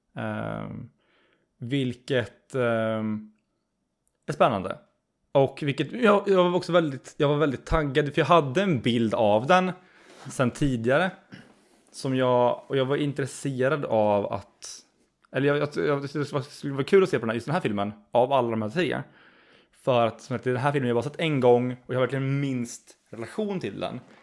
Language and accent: Swedish; Skövde, Västra Götaland, Sweden; Du och jag, eh, vi är ju som sagt, vi är från Skövde ursprungligen.